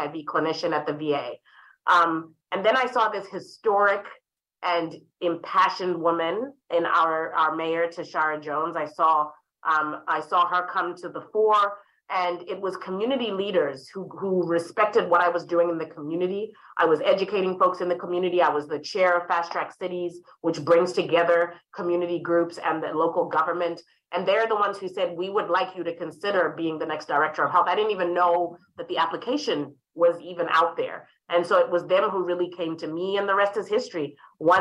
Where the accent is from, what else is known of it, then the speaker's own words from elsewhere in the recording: Harare, Zimbabwe; moved away; I was raised in Harare, Zimbabwe